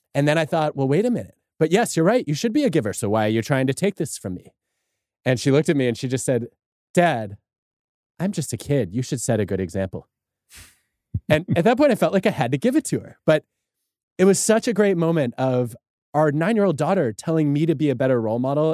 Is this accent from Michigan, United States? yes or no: yes; Michigan, United States; growing up in Michigan